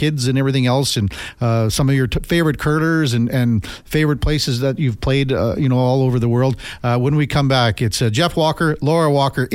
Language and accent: English; Melville, Saskatchewan, Canada; my hometown, Melville, Saskatchewan.